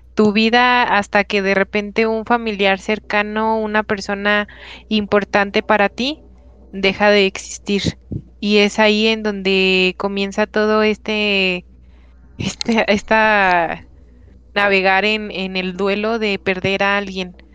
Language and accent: Spanish; Mexico; nosotros como mexicanos en especial tenemos esto de la cultura del 2 de noviembre